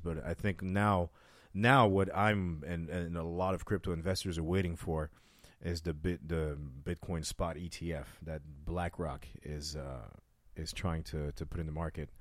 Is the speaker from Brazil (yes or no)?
no; France; now in Las Vegas, United States; I was raised in France